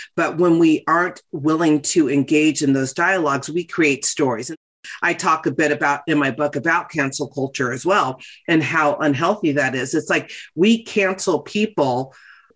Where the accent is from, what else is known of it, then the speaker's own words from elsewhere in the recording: West Hollywood, California, United States; I grew up in West Hollywood